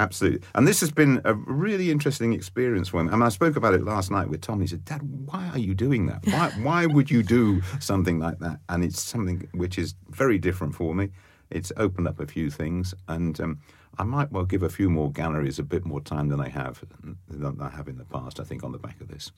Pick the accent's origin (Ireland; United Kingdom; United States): United Kingdom; Oxford, South East England; I was brought up in Oxford and born and brought up in Oxford